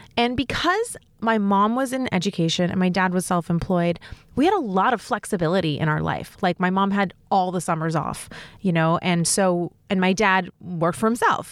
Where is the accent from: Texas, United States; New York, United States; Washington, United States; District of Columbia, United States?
New York, United States; New York City; I grew up in New York City